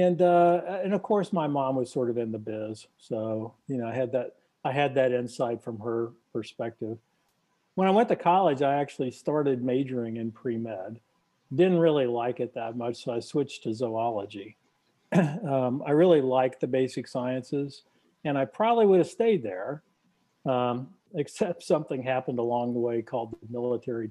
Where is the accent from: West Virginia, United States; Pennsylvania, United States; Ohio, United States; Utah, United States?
West Virginia, United States; Charleston; born or raised there